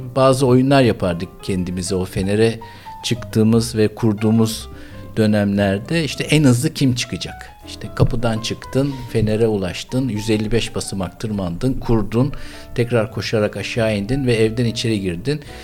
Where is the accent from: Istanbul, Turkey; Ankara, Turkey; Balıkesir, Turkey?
Istanbul, Turkey; born or raised there